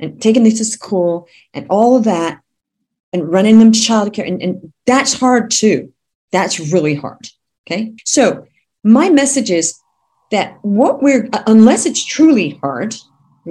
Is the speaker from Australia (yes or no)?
yes; Australia; moved away; also born or lived in California; I'm actually from California, but I grew up in Australia